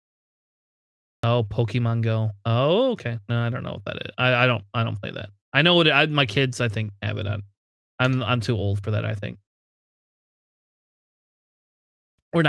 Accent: Ohio, United States; I'm from Ohio

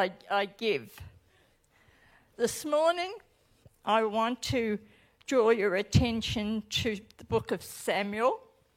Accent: Australia; accent: Australian; now in New Zealand; as I speak, you'll recognise my accent as being totally Aussie. I live in New Zealand, but as soon as I land back on Tullamarine, I slip back into my Aussie language.

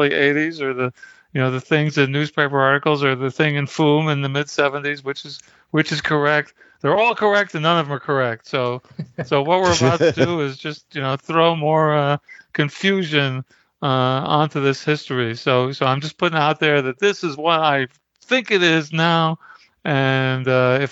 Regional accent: New York City, New York, United States; I grew up in Brooklyn, New York.

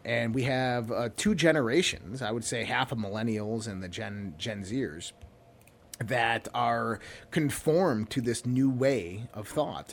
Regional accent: United States; American citizens

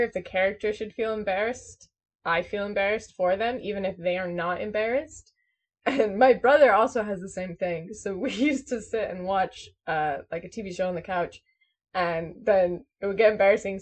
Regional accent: United States; I'm American

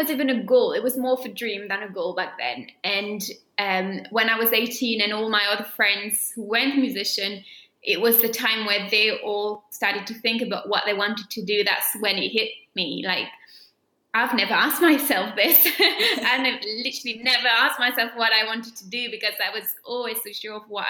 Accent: south of France, France; at the National Conservatory of Music in my hometown in the south of France

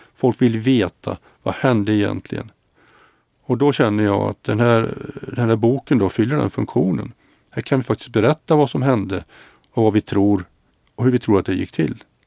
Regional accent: Mariestad, Västra Götaland, Sweden; also born or lived in Gothenburg / Luleå; now in Stockholm, Sweden; Mariestad där jag är född och Göteborg och Luleå där jag har bott och Stockholm nu då

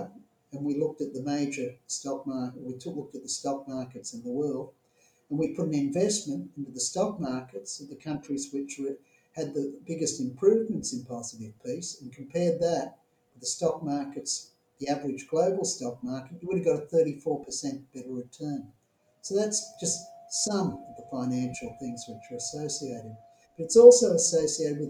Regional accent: Australia; my home country, Australia

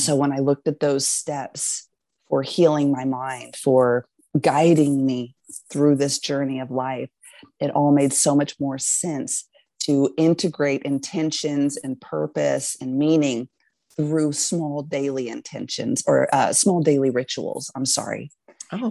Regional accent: Texas, United States; moved away as an adult; also born or lived in Alaska; I grew up in Texas actually and lived a very, I'd say, normal life there

